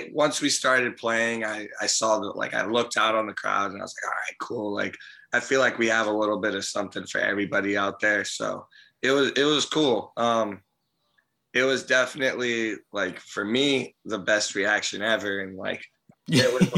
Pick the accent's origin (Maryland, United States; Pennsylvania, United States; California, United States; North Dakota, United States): California, United States; Santa Cruz; We're from Santa Cruz